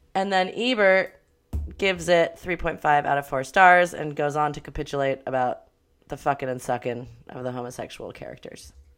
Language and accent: English; Los Angeles, California, United States; growing up in Los Angeles.